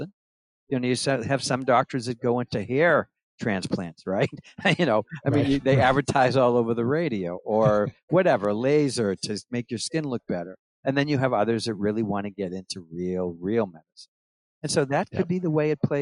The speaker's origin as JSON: {"language": "English", "region": "Massachusetts", "country": "United States", "tie": "born or raised there", "moved": "as an adult", "lives_now": "New Hampshire, United States", "said": "I actually left Massachusetts. Which I was born and raised there"}